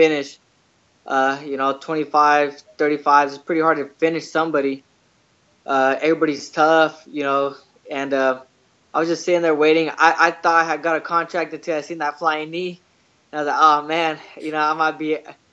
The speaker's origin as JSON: {"language": "English", "town": "Lemoore", "region": "California", "country": "United States", "said": "I'm from Lemoore, California"}